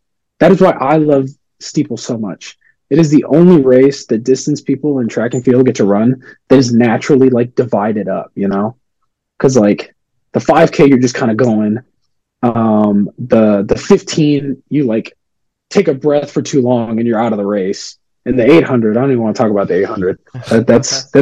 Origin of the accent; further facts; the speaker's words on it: San Antonio, Texas, United States; I'm from San Antonio, so it's like it's hot down here